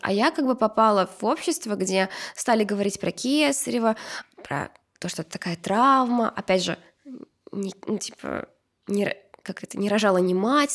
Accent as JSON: {"language": "Russian", "country": "Uzbekistan", "tie": "born or raised there", "moved": "yes", "said": "я же росла в Узбекистане"}